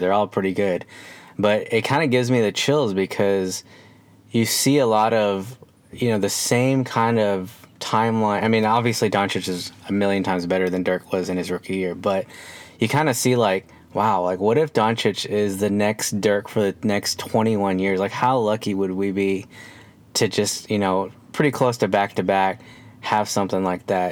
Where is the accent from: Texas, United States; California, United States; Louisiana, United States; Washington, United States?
Texas, United States; Dallas; also born or lived in Hong Kong; was born in Hong Kong, uh, but I grew up here in Dallas